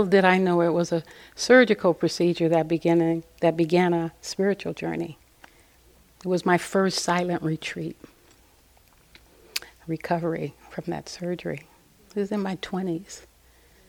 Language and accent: English; Los Angeles, California, United States; moved away as an adult; also born or lived in Pasadena, California / Altadena, California / Santa Cruz, California; I was raised in South Central Los Angeles.